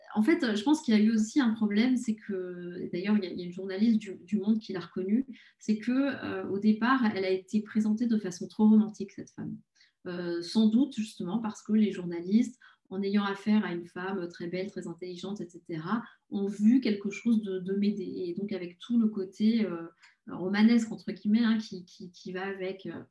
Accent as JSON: {"language": "French", "town": "Paris", "region": "Île-de-France", "country": "France", "said": "je suis parisienne, j'adore Paris et je n'ai pas vraiment envie de vivre ailleurs"}